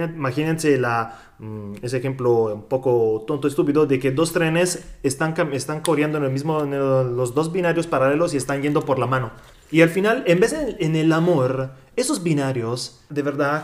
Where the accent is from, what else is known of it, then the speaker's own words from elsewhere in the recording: Italy; Spanish is a second language; also born or lived in Mexico; soy italiano, viví tres años y medio en México